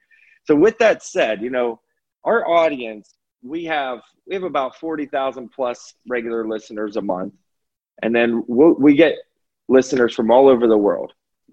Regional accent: California, United States; if you're from New Jersey and I'm from California, we'll have differences in the way that we grew up.

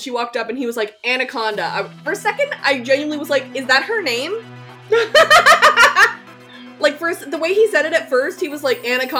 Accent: Red Deer, Alberta, Canada; moved away; my hometown, Red Deer, where my parents and family live

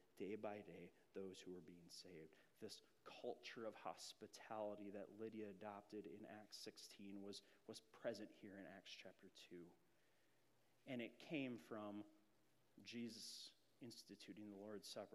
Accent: Grand Marais, Minnesota, United States; I moved up to Grand Marais, Minnesota in sixth grade

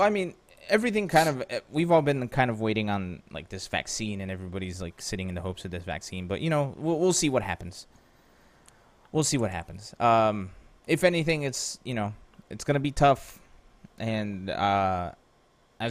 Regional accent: Pennsylvania, United States; I'm from Pennsylvania

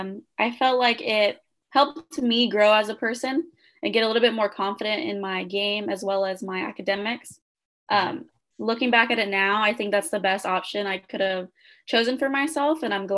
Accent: Kern County, California, United States; since I grew up in Kern County, I wanted to come back to CSUB

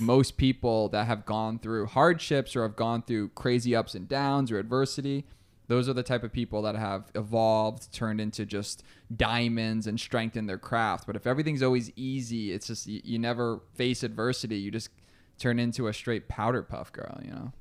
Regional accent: Albany, New York, United States; we're both, oh, uh, Albany, New Yorkers, so upstate New

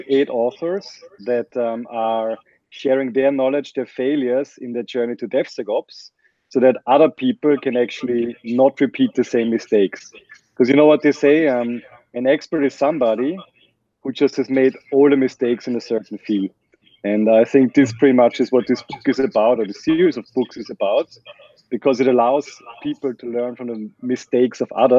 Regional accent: Vienna, Austria; English is a second language; Yes, I'm from Vienna, and it's a very German last name.

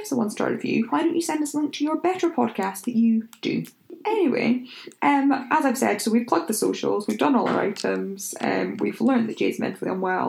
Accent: Scotland, United Kingdom; Am I holding him then? Because I'm Scottish.

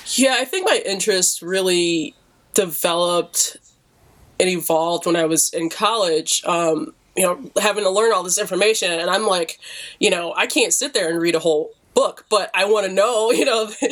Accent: Detroit, Michigan, United States; me growing up in Detroit

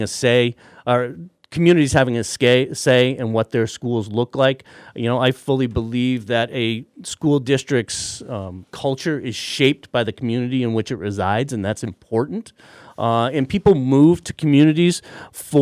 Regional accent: Middlefield, Massachusetts, United States; I am a Hilltown kid. I grew up in Middlefield

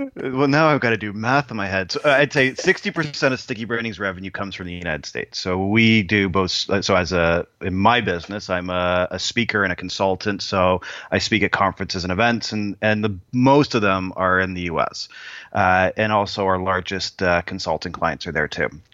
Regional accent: Canada; the one Canadian who actually doesn't know how to skate

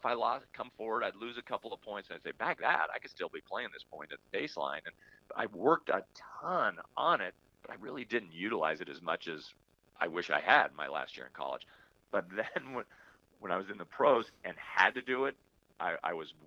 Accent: Palo Alto, California, United States; also born or lived in Los Angeles; Northern Cal where I grew up in Palo Alto

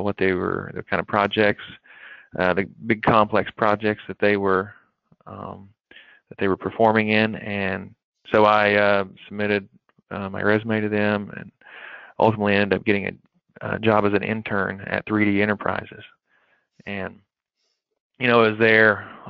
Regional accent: McKee, Kentucky, United States; I grew up in Eastern Kentucky, a small area, Jackson County, as most people know, the McKee area, and is a very small town

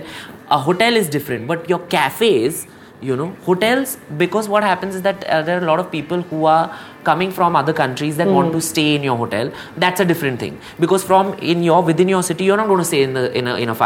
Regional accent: Mumbai, Maharashtra, India; I'm from Bandra West

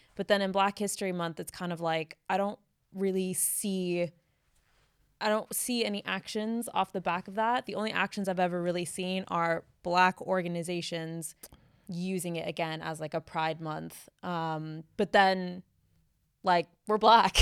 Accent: United States; now in United Kingdom; growing up in the States

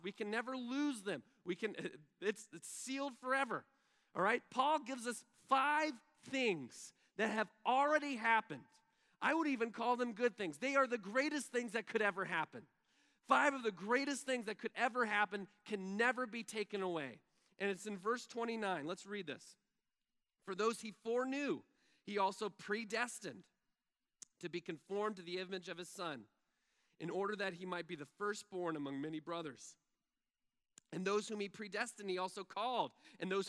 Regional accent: Texas, United States; first language English; I'm from Texas

